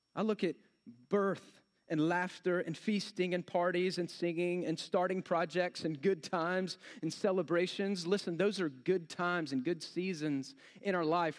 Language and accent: English; Texas, United States; I'm from Texas